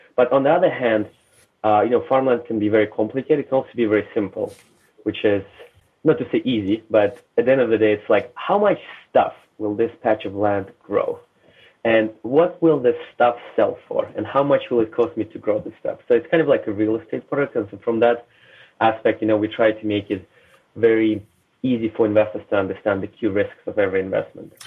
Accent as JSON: {"language": "English", "country": "Russia", "tie": "born or raised there", "also_born_or_lived": "Canada", "moved": "yes", "said": "I was born in Soviet Union, raised in Russia"}